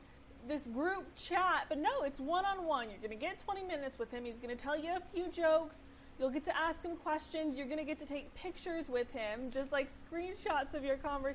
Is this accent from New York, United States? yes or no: no; Jupiter, Florida, United States; my hometown of Jupiter.